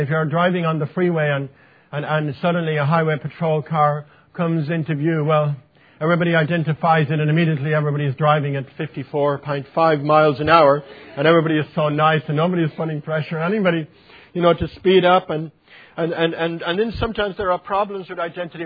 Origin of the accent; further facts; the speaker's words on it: Ireland; accent: Irish; it was my Irish accent